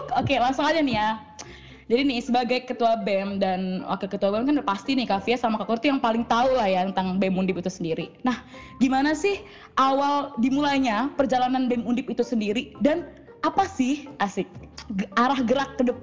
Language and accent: Indonesian; Bekasi, West Java, Indonesia; sangat injak injak saya di sini ya sebagai anak Bekasi ya.